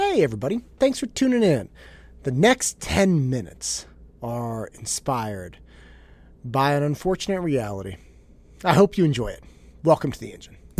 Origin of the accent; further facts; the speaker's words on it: Concord, California, United States; now in Danville, United States; I didn't grow up in Danville. I grew up in Concord